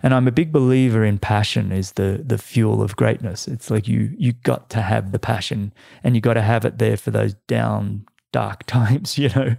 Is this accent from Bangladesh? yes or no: no; Australia; as an Australian